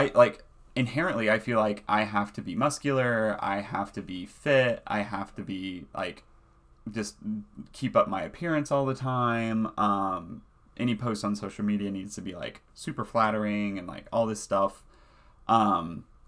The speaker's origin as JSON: {"language": "English", "region": "the South", "country": "United States", "tie": "born or raised there", "accent": "Southern", "moved": "yes", "said": "being gay, growing up in the South, like growing up in the church"}